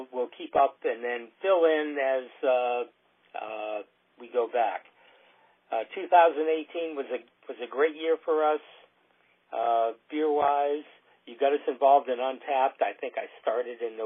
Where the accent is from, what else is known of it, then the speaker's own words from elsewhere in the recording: Southern Maryland, United States; we're from Southern Maryland, which means that we're south of Washington, D.C.